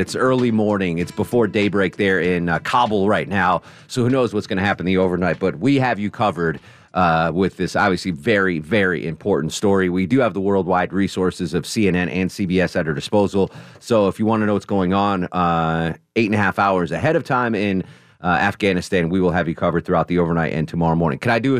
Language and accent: English; New England, United States; now in Atlanta, United States; Growing up in New England, you know, I loved the New England beaches.